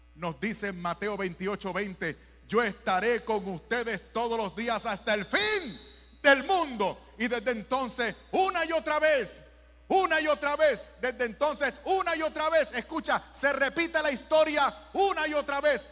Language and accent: Spanish; Puerto Rico; en Puerto Rico, mi país